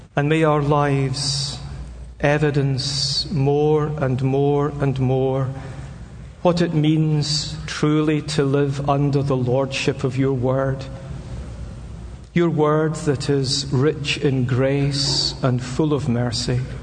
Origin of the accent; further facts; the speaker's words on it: Scotland, United Kingdom; I'm a Scotsman.